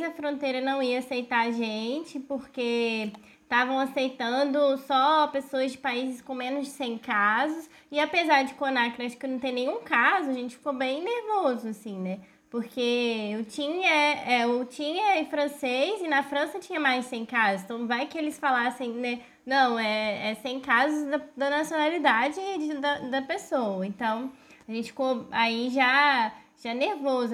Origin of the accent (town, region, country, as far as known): Brazil